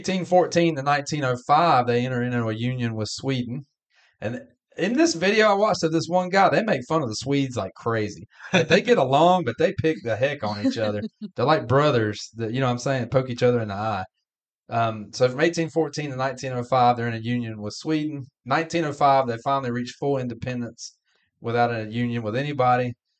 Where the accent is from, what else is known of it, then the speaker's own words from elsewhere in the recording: Canada; I'm going to say New Zealand because I'm Canadian.